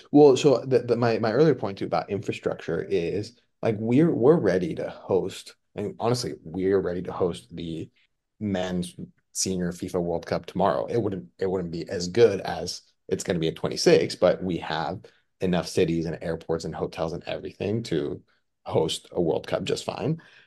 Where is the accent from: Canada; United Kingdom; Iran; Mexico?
Mexico; now in United States; I was born and raised in Mexico. I, I immigrated to the United States.